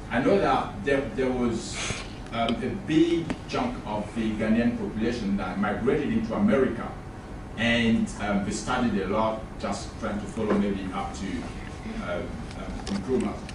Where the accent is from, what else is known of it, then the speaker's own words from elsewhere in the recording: Côte d’Ivoire; uh, okay. as you know, um, I'm from Cote d'Ivoire.